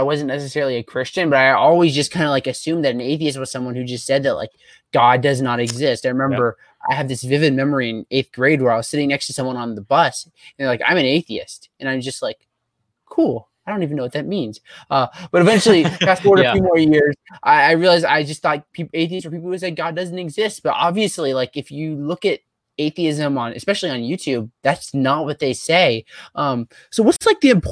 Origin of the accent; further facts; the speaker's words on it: Northeast, United States; moved away; I'm from the Northeast